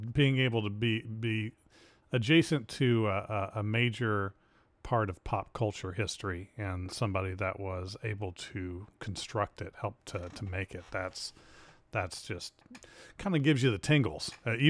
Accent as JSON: {"language": "English", "region": "New Jersey", "country": "United States", "tie": "born or raised there", "said": "I grew up in New Jersey"}